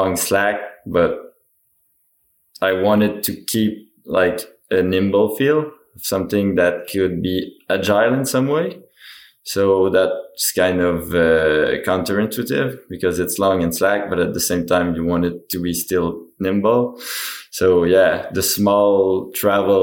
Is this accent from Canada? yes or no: yes; Mont-Sainte-Anne, Quebec, Canada; Born and raised in Mont-Saint-Anne, like trails are rough there, but that's what we like and that's what we grew up enjoying.